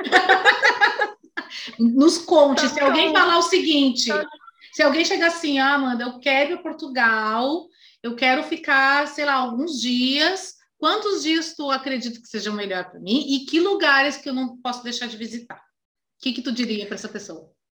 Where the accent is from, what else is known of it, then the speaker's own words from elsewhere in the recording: Brazil; a gente, como brasileiros